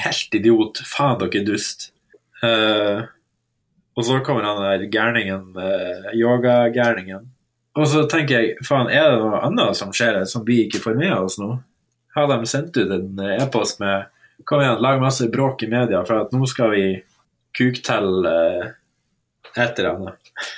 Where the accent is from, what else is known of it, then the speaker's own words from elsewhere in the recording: Northern Norway, Norway; som nordlending